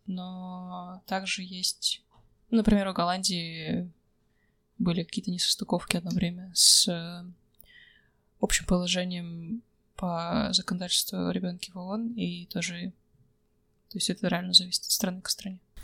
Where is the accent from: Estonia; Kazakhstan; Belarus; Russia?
Kazakhstan; Недаром я из Казахстана